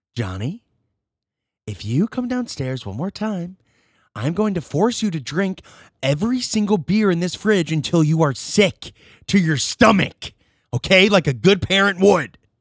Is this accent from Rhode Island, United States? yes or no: no; Rochester, New York, United States; I'm from Rochester